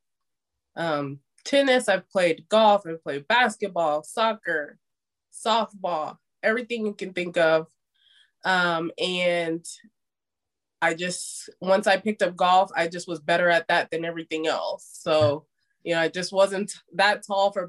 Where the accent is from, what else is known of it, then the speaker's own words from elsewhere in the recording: Las Vegas, Nevada, United States; moved away as an adult; also born or lived in Indiana / Tampa, Florida; Las Vegas, Nevada. So I grew up in Las Vegas